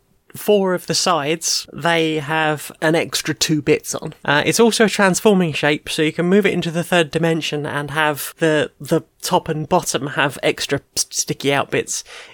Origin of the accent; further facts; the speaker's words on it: London, United Kingdom; Because I'm originally from South London, so I do have a lot of that in me. It's only voice training that's made me slightly sound a bit too posh.